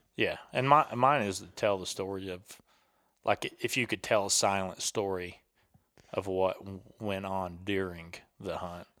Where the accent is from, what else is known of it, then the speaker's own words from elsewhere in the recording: the South, United States; I'm from the South, and I was in the military for six years